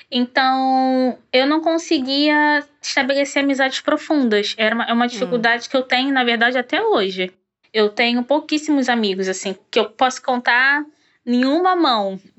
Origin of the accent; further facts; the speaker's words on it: Rio de Janeiro, Brazil; Sou do Rio é, de Janeiro.